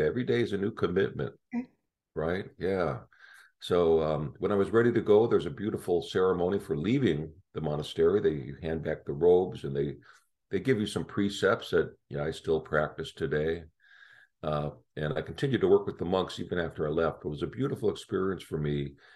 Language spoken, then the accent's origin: English; Chicago, Illinois, United States; moved away; I grew up in Chicago